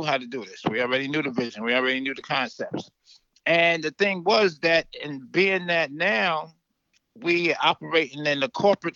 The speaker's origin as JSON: {"language": "English", "town": "New York City", "region": "New York", "country": "United States", "tie": "born or raised there", "moved": "yes", "lives_now": "the deep south, United States", "said": "I was from Brooklyn"}